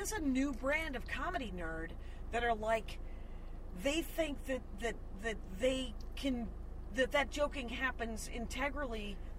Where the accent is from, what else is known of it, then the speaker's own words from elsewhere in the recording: Wisconsin, United States; because I'm from Wisconsin.